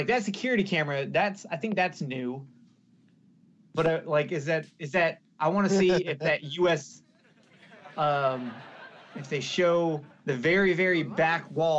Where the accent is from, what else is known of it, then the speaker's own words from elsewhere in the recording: the South, United States; Oh, I'm from the South.